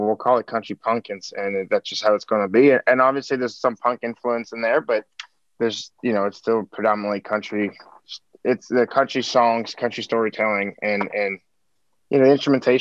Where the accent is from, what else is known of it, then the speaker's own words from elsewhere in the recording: Montreal, Quebec, Canada; now in Nashville, United States; born and raised in Montreal, Quebec, Canada